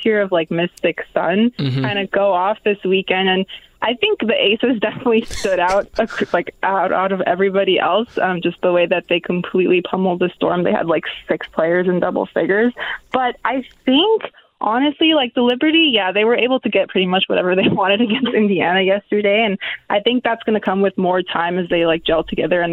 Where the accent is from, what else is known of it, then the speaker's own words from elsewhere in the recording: Toronto, Ontario, Canada; I'm from Toronto.